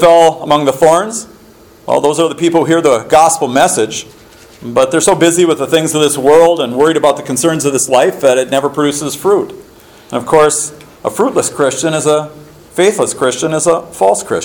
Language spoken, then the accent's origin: English; Minneapolis–Saint Paul, Minnesota, United States; my own house when I was growing up in the Twin Cities